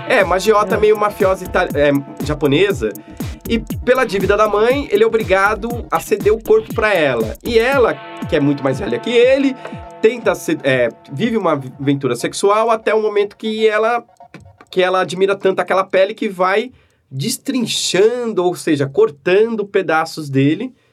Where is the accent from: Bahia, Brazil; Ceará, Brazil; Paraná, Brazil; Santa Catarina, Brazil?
Ceará, Brazil; o nordestino aqui que eu sou cearense